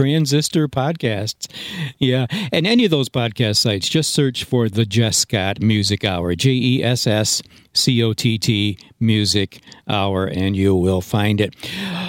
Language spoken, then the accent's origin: English; Granville, New York, United States; Granville, New York. That was my hometown.